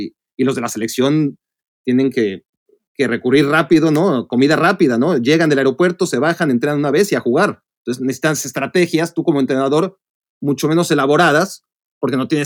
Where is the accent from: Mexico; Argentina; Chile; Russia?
Mexico; uno como mexicano que la fortuna de, de eh, sobre todo un mexicano de, nuestra e, edad, ¿no? Porque a los mexicanos más grandes les tocaba sufrir para ir a un mundial.